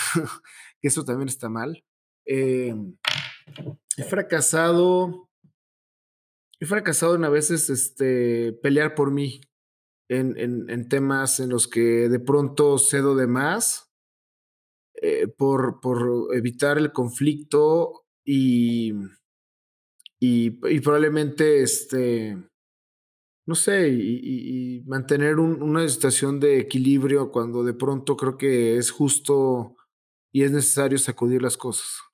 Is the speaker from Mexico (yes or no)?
yes; Mexico